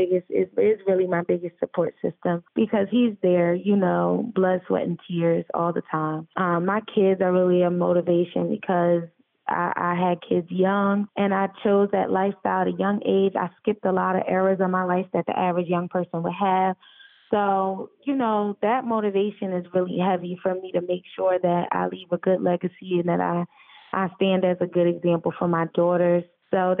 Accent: Philadelphia, Pennsylvania, United States; now in Atlanta, United States; Philly, my hometown.

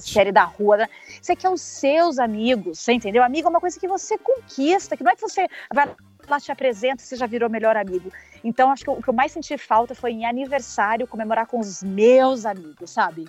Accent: Brazil; moved away; eu adoro ser brasileira. Pelo menos eu, onde eu passo, falo que eu sou brasileira

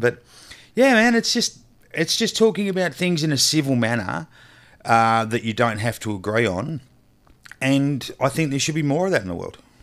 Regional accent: Australia; I'm an Australian

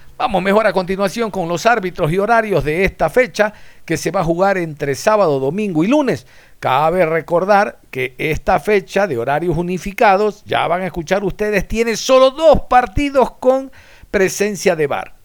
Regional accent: Ecuador; somos los ecuatorianos

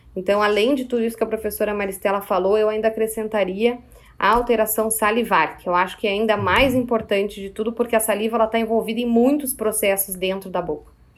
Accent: Porto Alegre, Rio Grande do Sul, Brazil; also born or lived in Caxias do Sul; Eu trabalho em Caxias do Sul, mas eu sou de Porto Alegre

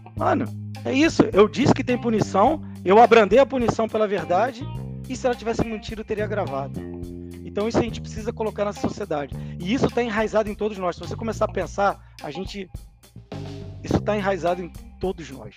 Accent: Rio de Janeiro, Brazil; Que eu sou do Rio

